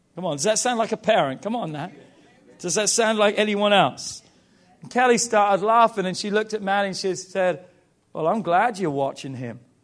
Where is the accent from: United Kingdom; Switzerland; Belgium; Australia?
United Kingdom; England; now in United States